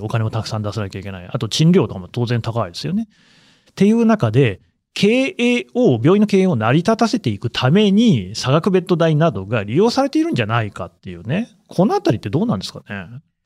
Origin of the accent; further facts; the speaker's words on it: Aichi, Japan; moved away as an adult; now in Tokyo, Japan; 私の故郷ってこともあって、愛知の引き合いに出しましたけれども